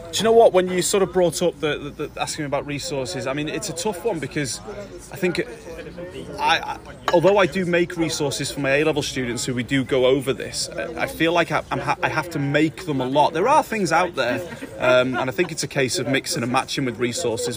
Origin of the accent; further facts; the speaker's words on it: Leeswood, Wales, United Kingdom; I'm from Leeswood